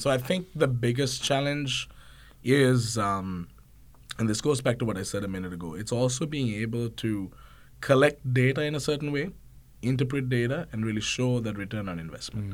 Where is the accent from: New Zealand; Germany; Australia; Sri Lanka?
Sri Lanka; moved away as an adult; also born or lived in Georgia, United States; an international student. So I came from Sri Lanka